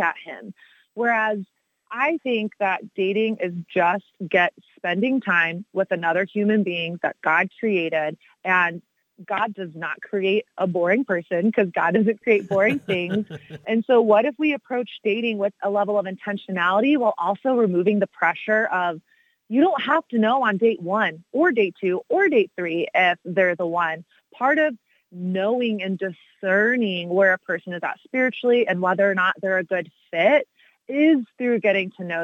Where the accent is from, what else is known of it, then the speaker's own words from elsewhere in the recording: Texas, United States; I grew up in Texas, so sort of the belt buckle of the Bible Belt